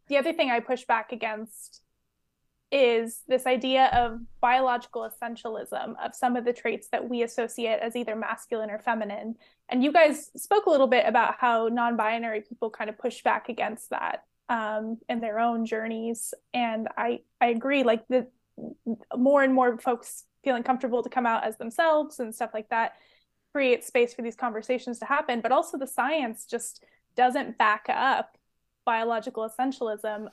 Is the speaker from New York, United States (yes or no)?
no; Orange County, California, United States; moved away as an adult; also born or lived in Lowell, Massachusetts; now in Belfast, United Kingdom; I'm from Orange County. I grew up in Orange County.